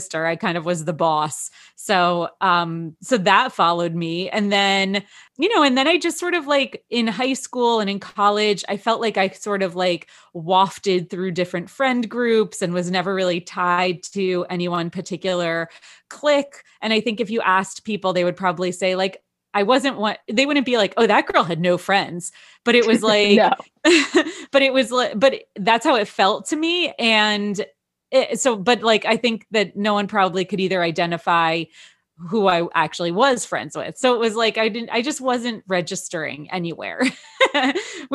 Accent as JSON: {"language": "English", "town": "Wayne", "region": "New Jersey", "country": "United States", "tie": "born or raised there", "said": "When I grew up in Wayne"}